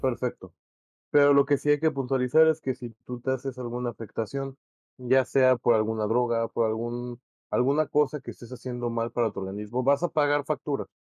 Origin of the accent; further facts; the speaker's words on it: Mexico; nos sintamos más cómodos como mexicanos